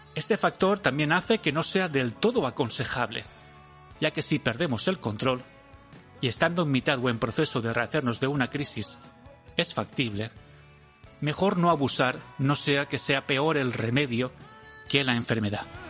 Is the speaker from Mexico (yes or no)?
no; a town about 55 km from Valencia, Valencian Community, Spain; desde mi pueblo a Valencia, que son unos 55